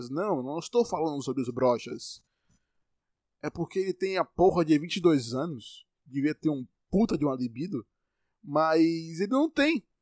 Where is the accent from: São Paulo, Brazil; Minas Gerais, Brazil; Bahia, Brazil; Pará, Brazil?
Bahia, Brazil; Eu sou baiano e tô falando normal aqui, você tá me entendendo.